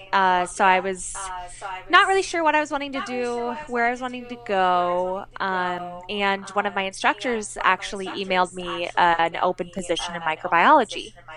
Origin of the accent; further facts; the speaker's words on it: Kansas City, United States; I grew up in Kansas City